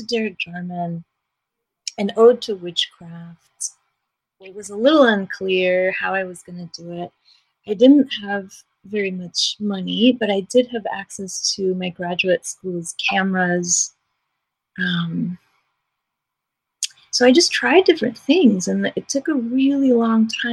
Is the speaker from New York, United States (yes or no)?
yes; New York City, New York, United States; I was raised in New York City